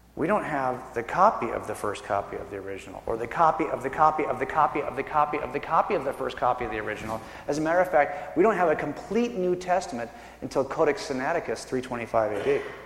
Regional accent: California, United States; I was born and raised in California

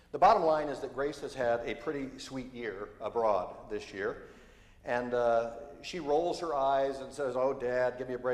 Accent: Syracuse, New York, United States; now in Seattle, United States; I grew up in Syracuse, New York, which is statistically the snowiest city in the United States, with 120 inches of average annual snowfall.

